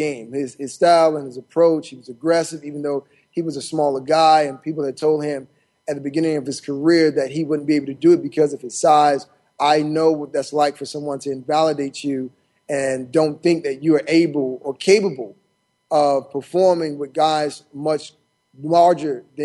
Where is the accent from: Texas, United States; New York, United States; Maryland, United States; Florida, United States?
Florida, United States; Miami; I'm from Miami.